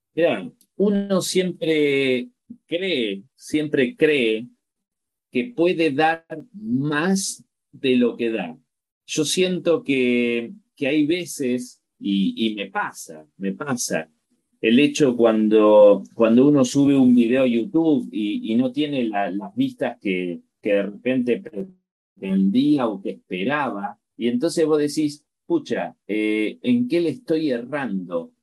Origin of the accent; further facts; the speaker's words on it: La Plata, Buenos Aires Province, Argentina; moved away as an adult; now in Chile; en la ciudad de La Plata, que es mi ciudad de origen. Yo, soy argentino, pero hace, hace nueve años estoy viviendo en Chile